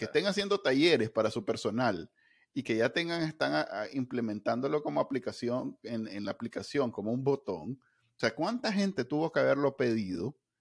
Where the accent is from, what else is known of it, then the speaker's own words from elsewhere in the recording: Nicaragua; como, muchos NICA